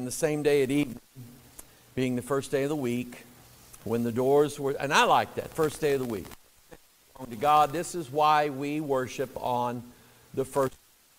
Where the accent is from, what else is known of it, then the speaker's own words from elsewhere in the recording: Missouri, United States; I'm from Missouri.